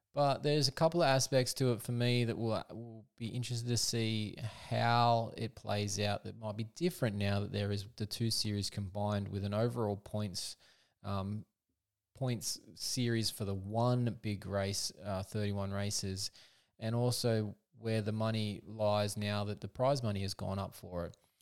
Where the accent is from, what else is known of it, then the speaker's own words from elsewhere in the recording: Australia; being an Australian